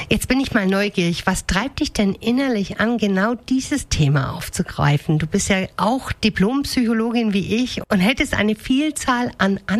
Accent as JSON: {"language": "German", "region": "North Rhine-Westphalia", "country": "Germany", "tie": "born there", "said": "Also äh, ich bin tatsächlich im Ruhrpott geboren, aber das ist"}